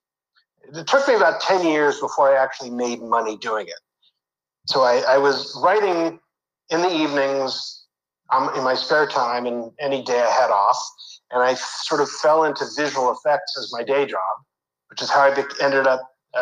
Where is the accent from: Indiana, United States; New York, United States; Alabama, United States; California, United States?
California, United States; Campbell; I grew up in Northern California, San Jose, technically Campbell, is right in the heart of Silicon Valley